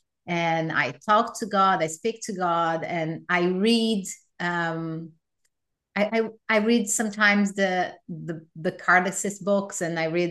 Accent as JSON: {"language": "English", "region": "São Paulo", "country": "Brazil", "tie": "born or raised there", "moved": "yes", "lives_now": "United States", "said": "I was raised Catholic in Brazil"}